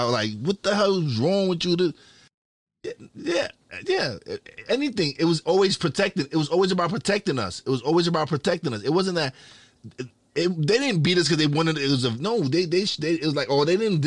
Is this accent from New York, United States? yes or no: yes; Brooklyn, New York, United States; now in Pennsylvania, United States; growing up in Brooklyn, it was community